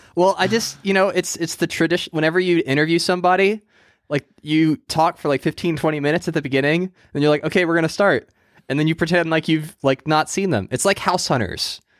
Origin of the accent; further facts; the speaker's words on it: United States; I'm American